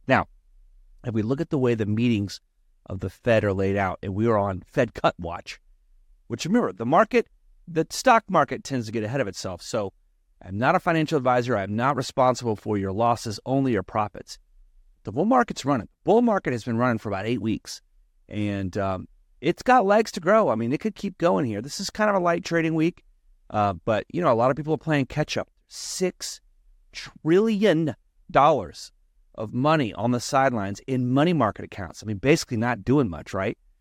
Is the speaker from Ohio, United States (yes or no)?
no; Texas, United States; also born or lived in Florida; now in California, United States; my home state in Texas